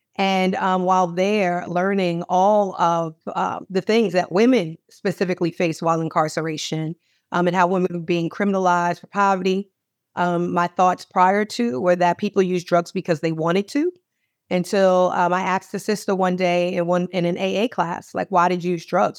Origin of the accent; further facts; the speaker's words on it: Manorville, New York, United States; moved away as an adult; also born or lived in Baltimore, Maryland; my parents raised us in Manorville, Long Island, in an all-white neighborhood